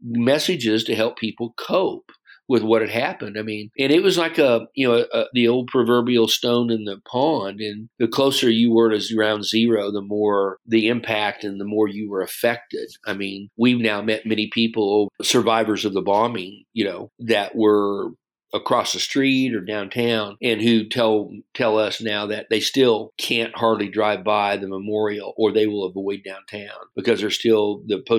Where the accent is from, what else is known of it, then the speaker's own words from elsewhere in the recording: Kansas, United States; now in Tulsa, United States; I'm from Kansas originally